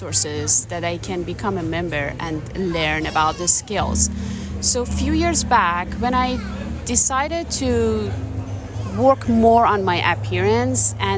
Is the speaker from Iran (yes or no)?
yes; Iran; moved away; I'm originally from Iran. I moved here 18 years ago.